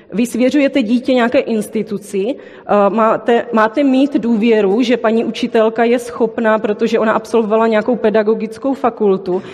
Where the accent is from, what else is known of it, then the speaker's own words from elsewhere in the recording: Brno, South Moravian Region, Czechia; accent: Brno; přijela jsem z Brna, což asi slyšíte uh, v mém projevu.